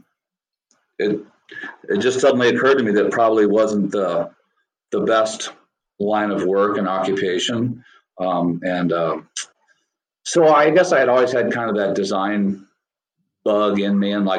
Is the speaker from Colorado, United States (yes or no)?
no; just outside of St. Louis, Missouri, United States; Just outside of St. Louis. The St. Louis metro